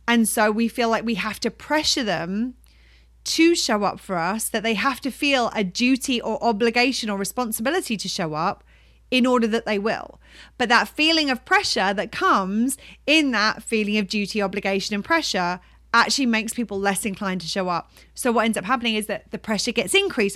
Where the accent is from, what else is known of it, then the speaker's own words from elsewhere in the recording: United Kingdom; we're British